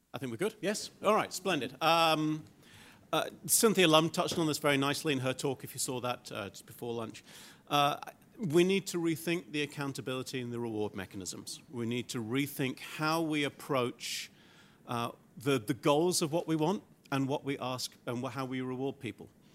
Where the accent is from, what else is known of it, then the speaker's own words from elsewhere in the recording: Glasgow, Scotland, United Kingdom; my hometown in Glasgow, in Scotland